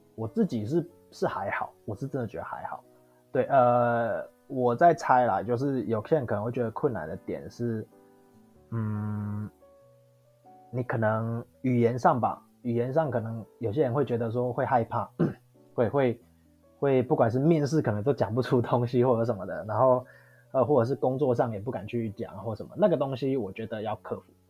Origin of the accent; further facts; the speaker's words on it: Taiwan; moved away as an adult; now in Australia; 我就是proud of being a Taiwanese